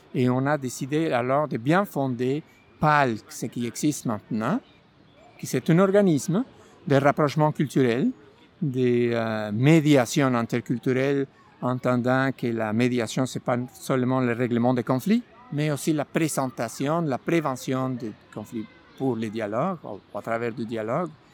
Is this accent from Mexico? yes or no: yes; Mexico; French is a second language; moved away as an adult; now in Montreal, Canada; Je suis originaire du Mexique. Je suis arrivé en 2009, 1er avril 2009